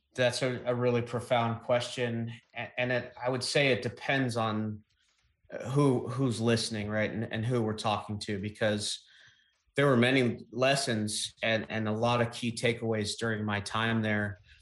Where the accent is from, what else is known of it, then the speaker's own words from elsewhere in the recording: East Coast, United States; growing up on the East Coast